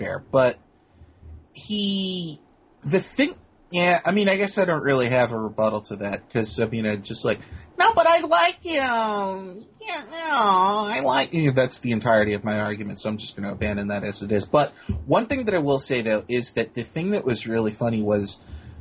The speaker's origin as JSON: {"language": "English", "country": "United States", "said": "as an American"}